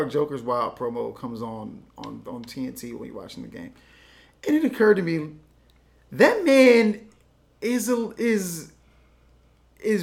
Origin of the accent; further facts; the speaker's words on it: Compton, California, United States; I'm from Compton